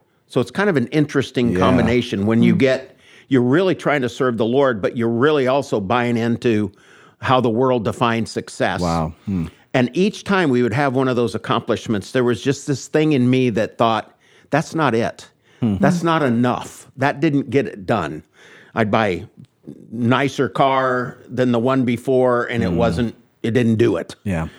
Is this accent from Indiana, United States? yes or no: yes; Indianapolis, Indiana, United States; also born or lived in Nashville, Indiana; I grew up here in Indianapolis until I was in the fifth grade. Then we moved down to Brown County, down Nashville, Indiana. I moved on to a 21 acres and a log cabin with mom and dad and my sister Roseanne.